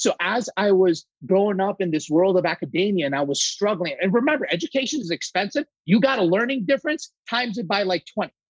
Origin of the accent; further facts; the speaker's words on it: Saudi Arabia; I'm 100% Greek, my friends. And believe it or not, I was actually born and raised in Saudi Arabia. That's where I was born and raised.